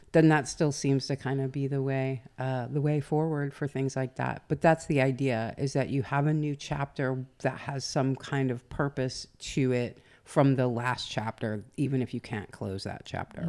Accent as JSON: {"language": "English", "region": "the South", "country": "United States", "accent": "southern", "said": "my southern accent"}